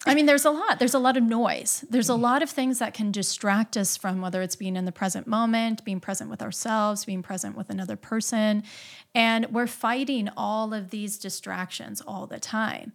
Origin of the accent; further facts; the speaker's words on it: Midwest, United States; I grew up in the Midwest